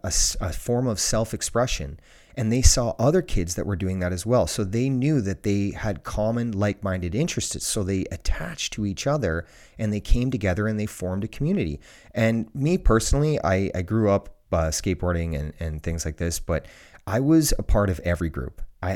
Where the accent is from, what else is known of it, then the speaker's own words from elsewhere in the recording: Ontario, Canada; Where I grew up in Ontario, Canada, it's the same for every school in the world.